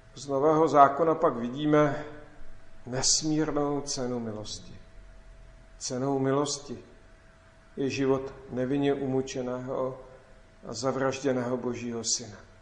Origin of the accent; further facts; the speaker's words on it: Klatovy, Plzeň Region, Czechia; v mém rodném městě Klatovi